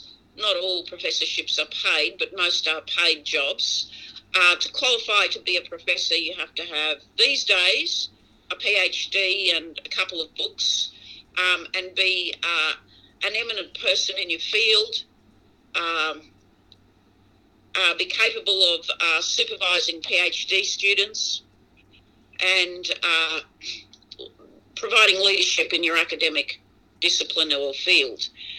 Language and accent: English; Brisbane, Queensland, Australia; I was born in Brisbane, as I said, and I went to schools in rural and urban Brisbane, suburban Brisbane, actually.